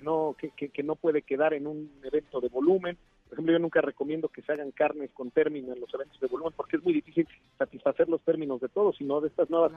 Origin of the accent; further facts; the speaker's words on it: Mexico; Nosotros como mexicanos